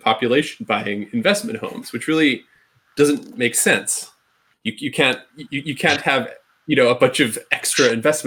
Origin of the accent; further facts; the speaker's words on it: Ireland; the mountains where I grew up in Ireland